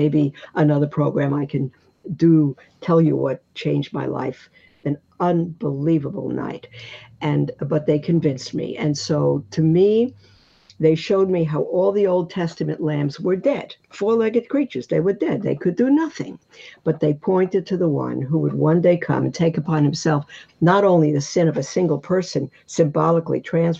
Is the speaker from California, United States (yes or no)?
no; New York City, New York, United States; Growing up in Brooklyn, Easter bunnies and bonnets